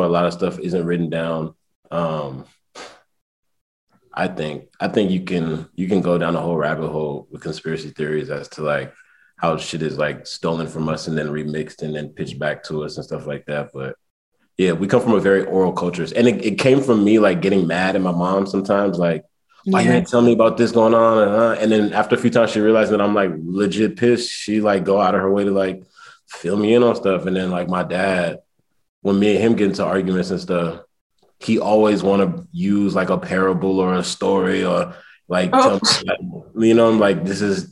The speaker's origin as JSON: {"language": "English", "area": "the Bay Area", "region": "California", "country": "United States", "tie": "born or raised there", "also_born_or_lived": "Hampton, Virginia / New York / Nigeria (ancestry)", "moved": "as an adult", "lives_now": "Chicago, United States", "said": "I grew up in the Bay"}